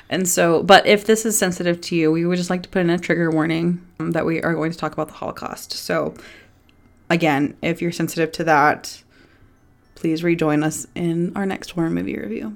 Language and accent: English; Texas, United States; I'm from Texas